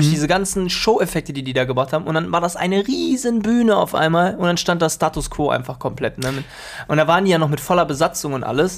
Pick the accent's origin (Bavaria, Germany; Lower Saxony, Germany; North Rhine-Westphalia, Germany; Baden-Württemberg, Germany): North Rhine-Westphalia, Germany; Krefeld; wir hatten in der Schule gegenüber bei uns in Krefeld die Rhythm Matters